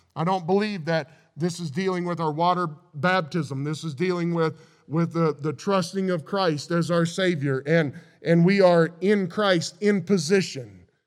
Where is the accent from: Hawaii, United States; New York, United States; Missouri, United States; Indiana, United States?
Missouri, United States; I grew up in Missouri